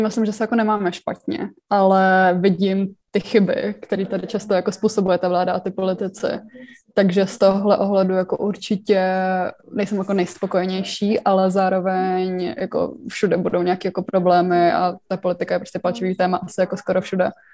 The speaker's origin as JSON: {"language": "Czech", "country": "Czechia", "tie": "born or raised there", "said": "jsem se jako narodila, kde jsem se narodila tady v České republice"}